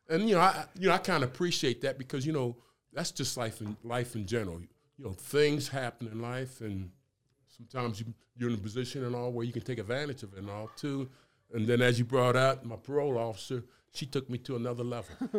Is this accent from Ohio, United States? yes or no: no; Camden, New Jersey, United States; moved away as an adult; also born or lived in Kentucky; I'm from New Jersey, Camden, New Jersey